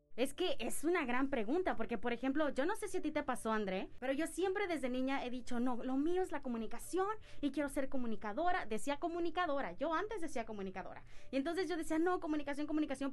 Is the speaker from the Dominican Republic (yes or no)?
yes; Dominican Republic; moved away as an adult; also born or lived in Mexico; now in Cancún, Mexico; yo vengo de República Dominicana, yo llegué aquí a Cancún, a México nuevamente, que fue el lugar que me vio nacer, pero no crecer